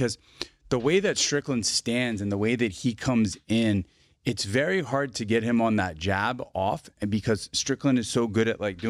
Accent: New Jersey, United States; I'm from New Jersey, man.

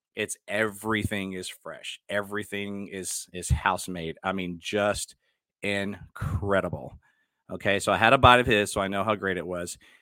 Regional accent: Dallas, Texas, United States; moved away as an adult; also born or lived in Houston, Texas; now in Cypress, United States; I'm from Dallas.

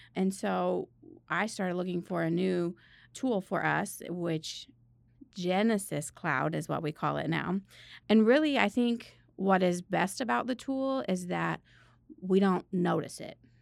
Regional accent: Northern Indiana, United States; moved away as an adult; also born or lived in Missouri; I went to school in Missouri and I'm from Northern Indiana

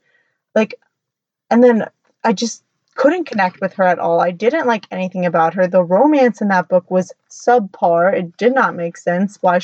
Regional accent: United States; I'm American

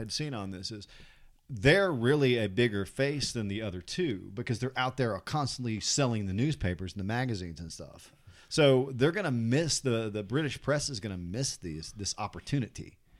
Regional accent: United States; I'm American.

